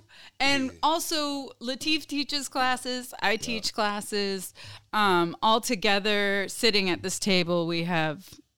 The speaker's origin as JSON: {"language": "English", "region": "South Brazil", "country": "Brazil", "accent": "southern Brazilian Portuguese", "moved": "yes", "said": "My Portuguese accent is like more from the south."}